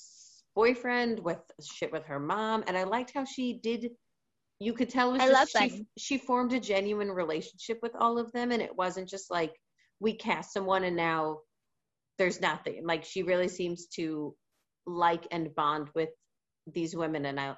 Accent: New York City, New York, United States; as a New Yorker

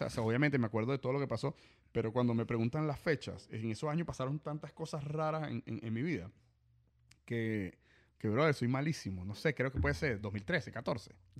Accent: Venezuela; moved away as an adult; also born or lived in Dublin / Mississippi; now in Miami, United States; nosotros los venezolanos

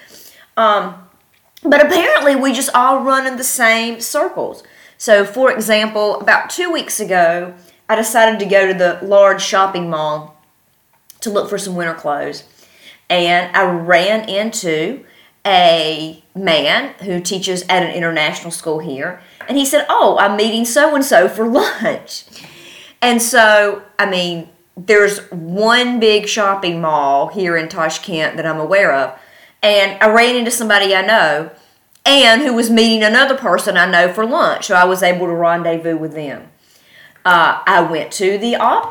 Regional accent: North Carolina, United States; moved away; I'm from North Carolina.

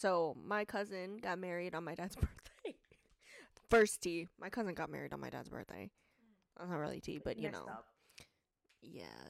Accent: United States; I'm Filipino. I was born in America, Filipino American.

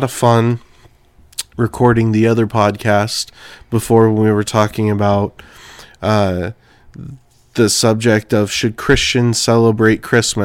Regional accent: Clovis, California, United States; moved away as an adult; also born or lived in Arizona; now in Sibley, United States; I'm originally from California, and from Clovis, California, specifically, Central Valley

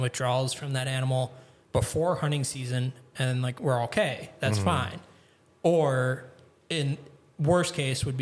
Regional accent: Grafton, Wisconsin, United States; moved away as an adult; also born or lived in Kentucky / Texas; now in Michigan, United States; I grew up in Grafton, Wisconsin, which is kind of like a suburb of Milwaukee.

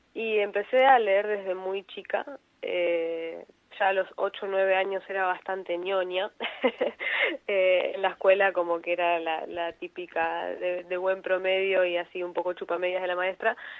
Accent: Mar del Plata, Buenos Aires Province, Argentina; yo soy de Mar del Plata, vivo en la parte sur de Mar del Plata

